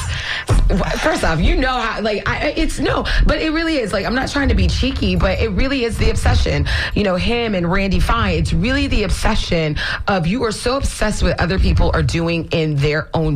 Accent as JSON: {"language": "English", "region": "Florida", "country": "United States", "tie": "born or raised there", "said": "I was born and raised in Florida, and my family is multiple generations here."}